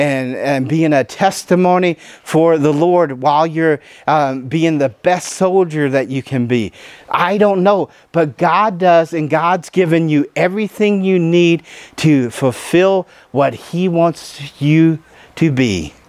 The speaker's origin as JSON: {"language": "English", "region": "the South", "country": "United States", "said": "She's a Yankee. I'm a Southerner. We don't mix normally."}